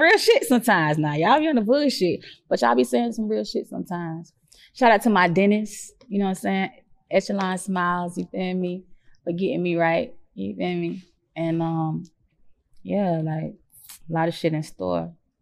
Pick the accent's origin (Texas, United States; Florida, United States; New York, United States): Florida, United States; Jacksonville; I'm from Jacksonville. I'm from Duval.